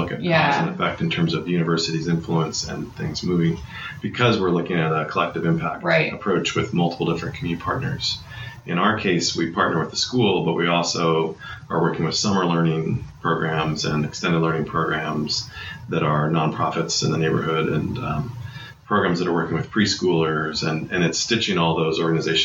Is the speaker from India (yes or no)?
no; Iowa, United States; moved away; I grew up in Iowa in a number of different small towns